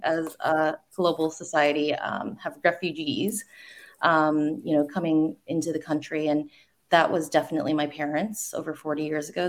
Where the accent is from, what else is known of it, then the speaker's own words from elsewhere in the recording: the South, United States; moved away; I grew up in the South